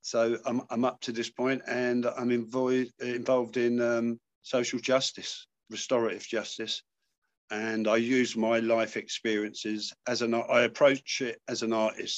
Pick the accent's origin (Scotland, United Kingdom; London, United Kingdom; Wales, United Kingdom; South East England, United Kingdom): London, United Kingdom; now in Manchester, United Kingdom; I'm a Londoner, but I live in Manchester now.